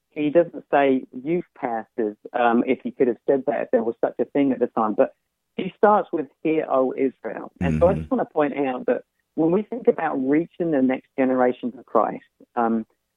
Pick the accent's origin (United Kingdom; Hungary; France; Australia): United Kingdom; accent: UK; I grew up in the UK, and I grew up outside of the church